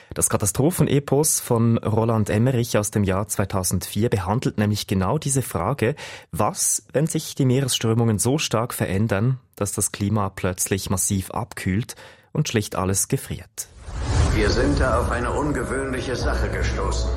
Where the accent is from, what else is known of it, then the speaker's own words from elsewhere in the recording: Switzerland; bei uns in der Schweiz